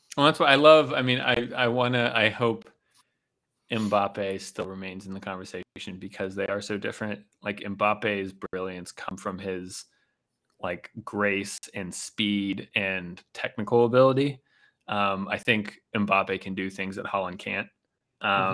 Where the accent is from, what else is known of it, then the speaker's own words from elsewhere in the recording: Pittsburgh, Pennsylvania, United States; moved away; growing up in Pittsburgh